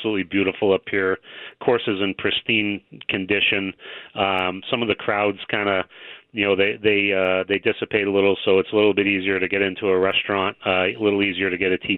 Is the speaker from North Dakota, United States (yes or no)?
no; Massachusetts, United States; moved away as an adult; now in Cooperstown, United States; I grew up in Massachusetts